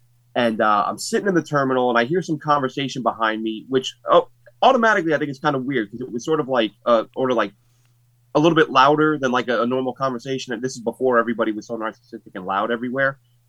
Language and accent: English; New York City, New York, United States; I'm from the Bronx, just on my way home on leave